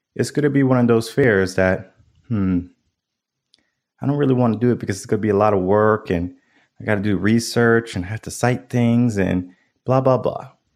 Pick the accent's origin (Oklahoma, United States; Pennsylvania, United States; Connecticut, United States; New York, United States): Connecticut, United States; now in Austin, United States; I grew up in Connecticut. The dynamics from where I live now in Austin, Texas to Connecticut, night and day different